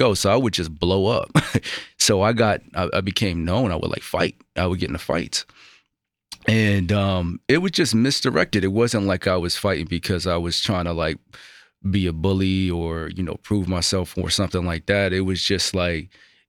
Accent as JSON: {"language": "English", "area": "outside of Buffalo", "region": "New York", "country": "United States", "tie": "born or raised there", "said": "I grew up outside of Buffalo, New York"}